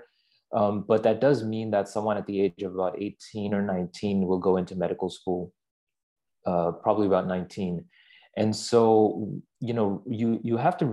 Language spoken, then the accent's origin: English; Pakistan; moved away as an adult; growing up in Pakistan, where I'm from, you don't have undergrad